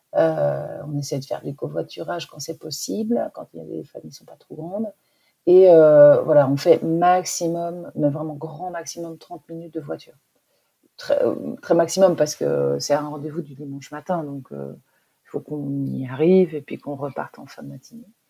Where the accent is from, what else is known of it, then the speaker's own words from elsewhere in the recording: Belgium; now in Lille, France; j'habitais euh, en Belgique, je suis belge en fait, euh, et j'habitais à la campagne.